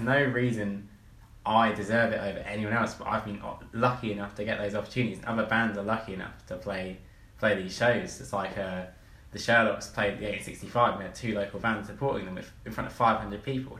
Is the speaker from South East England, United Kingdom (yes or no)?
yes; Reading, South East England, United Kingdom; moved away; I grew up in Reading